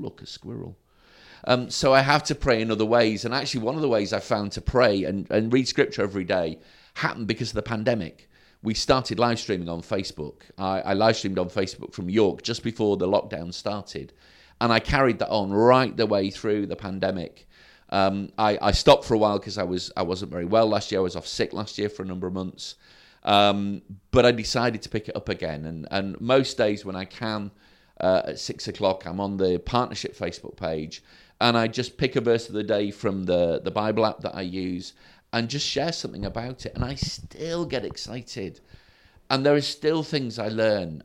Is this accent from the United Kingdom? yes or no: yes; Sprotbrough, Yorkshire and the Humber, United Kingdom; also born or lived in Derby / Woodlands, North Doncaster; I, I grew up in Sprockborough